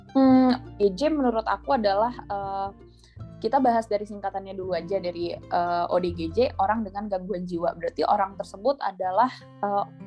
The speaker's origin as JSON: {"language": "Indonesian", "region": "Jakarta", "country": "Indonesia", "tie": "born or raised there", "moved": "yes", "lives_now": "Bogor, Indonesia", "said": "meskipun aku dulu orang Keta ya aku asli Jakarta"}